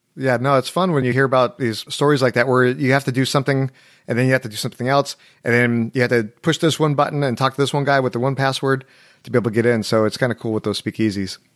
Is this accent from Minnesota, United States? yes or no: no; Anaheim, California, United States; now in Nashville, United States; California where, where I'm from